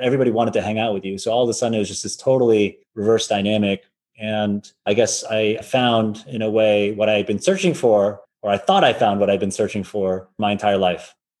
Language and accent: English; Wayland, Massachusetts, United States; moved away as an adult; also born or lived in Philadelphia; I grew up in the US in a little town called Wayland, Massachusetts. It's 30 minutes outside of Boston